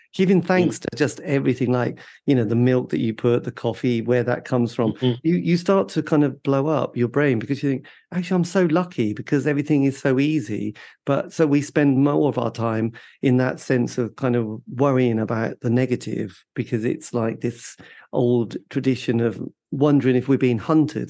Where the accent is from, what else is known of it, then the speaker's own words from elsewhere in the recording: East Anglia, East of England, United Kingdom; where I grew up in East Anglia